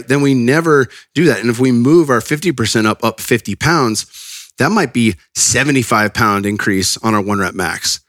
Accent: Northern California, United States; I'm from NorCal

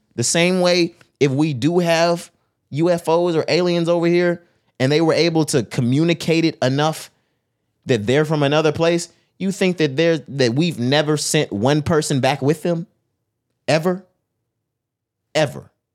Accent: Texas, United States; I'm from Texas

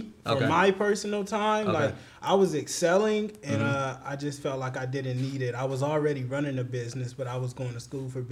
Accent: Vallejo, California, United States; I'm from Vallejo, California

